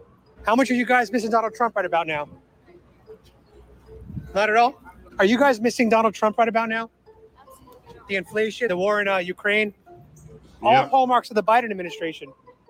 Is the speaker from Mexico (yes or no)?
yes; Guadalajara, Jalisco, Mexico; moved away; Guadalajara. Really? Yeah, yo soy un tapatío.